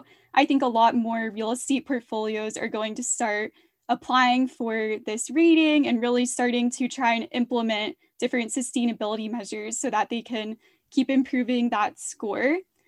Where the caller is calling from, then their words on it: Atlanta, Georgia, United States; I am calling from Atlanta, Georgia.